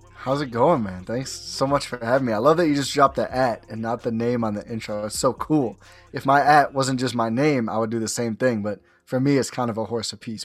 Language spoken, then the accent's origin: English; Milwaukee, Wisconsin, United States; also born or lived in Oshkosh, Wisconsin; born and raised in Milwaukee, went to Oshkosh for college